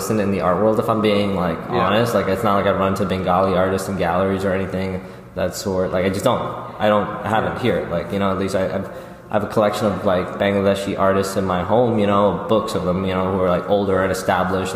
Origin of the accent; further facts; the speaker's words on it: New York City, New York, United States; growing up in Jamaica, Queens